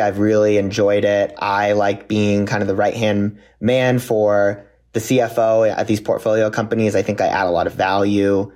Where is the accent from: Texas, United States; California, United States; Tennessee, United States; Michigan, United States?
California, United States; Santa Clarita; also born or lived in Ohio; now in Los Angeles, United States; I grew up, born and raised in Santa Clarita, California.